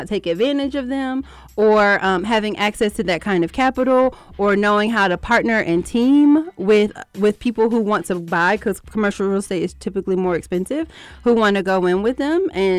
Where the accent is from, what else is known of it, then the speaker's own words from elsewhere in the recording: New Jersey, United States; I'm from Jersey.